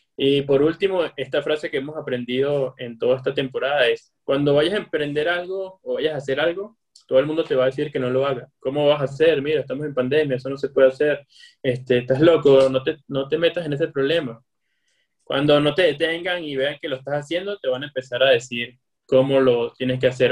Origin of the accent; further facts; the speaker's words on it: Venezuela; yo soy venezolano y como venezolano vengo de, del calor y del Caribe